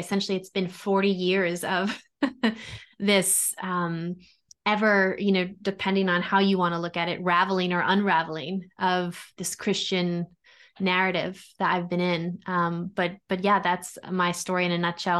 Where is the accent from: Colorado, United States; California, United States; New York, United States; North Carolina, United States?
New York, United States; Long Island; I grew up in New York, Italian Catholic community. So, you know, on Long Island